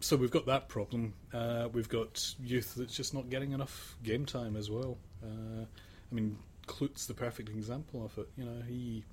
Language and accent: English; Sydney, New South Wales, Australia; I'm from Sydney